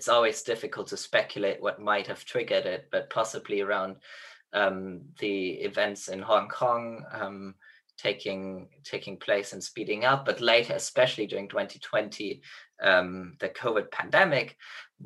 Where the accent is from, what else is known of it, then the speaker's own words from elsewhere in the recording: Germany; now in Oxford, United Kingdom; interned in a diplomatic mission of my home country, Germany